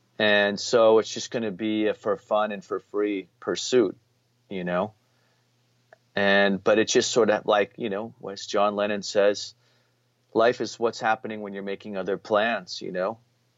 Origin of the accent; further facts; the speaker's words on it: Reno, Nevada, United States; I was from Reno or Lake Tahoe, you know, and that was like almost like a being like a movie star